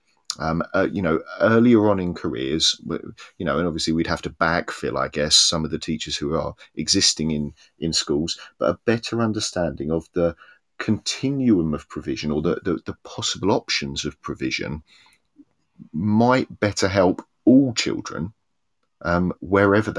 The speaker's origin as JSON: {"language": "English", "town": "Cambridge", "region": "East of England", "country": "United Kingdom", "tie": "born or raised there", "moved": "yes", "lives_now": "Swansea, United Kingdom", "said": "I grew up in Cambridge, which is a city divided between town and gown."}